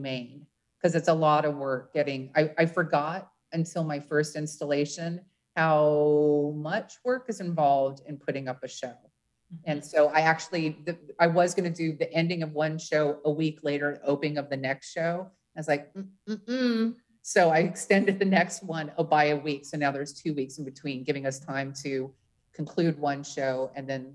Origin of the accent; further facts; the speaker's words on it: Los Angeles, California, United States; moved away as an adult; now in Seattle, United States; I'm from Los Angeles